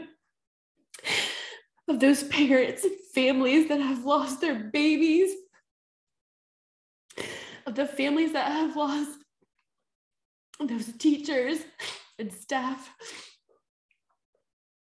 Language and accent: English; the South, United States; Born and raised in the South, where it's fucking Bible Belt